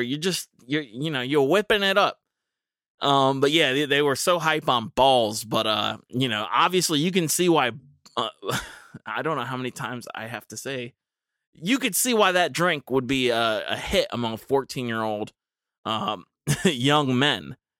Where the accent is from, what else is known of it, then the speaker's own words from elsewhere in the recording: United States; as an American